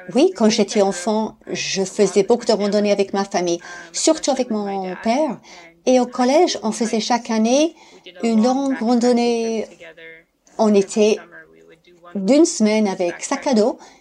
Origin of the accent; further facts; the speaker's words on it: Maine, United States; French is a second language; moved away as an adult; also born or lived in Alpes-Maritimes, France; now in France; je suis américaine, mais j'habite en France, euh, dans les Alpes-Maritimes. Mais je viens du Maine, aux États-Unis